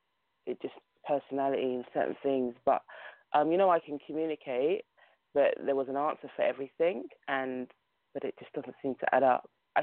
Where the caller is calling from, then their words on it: London, United Kingdom; I'm calling from London, England.